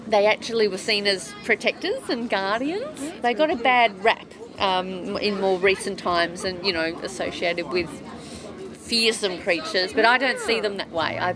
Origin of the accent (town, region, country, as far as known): Wales, United Kingdom; now in Melbourne, Australia